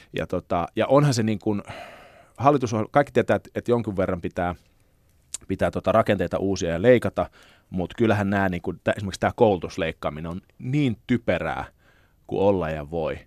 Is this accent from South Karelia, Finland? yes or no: yes; Lappeenranta, South Karelia, Finland; moved away; also born or lived in Helsinki; siis mä oon syntynyt Helsingissä, mutta mm. lapsuuteni viettänyt Lappeenrannassa.